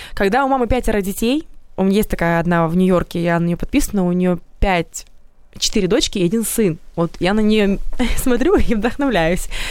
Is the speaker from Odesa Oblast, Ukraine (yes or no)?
yes; Odesa, Odesa Oblast, Ukraine; moved away as an adult; now in Kyiv, Ukraine; я вообще из Одессы приехала сюда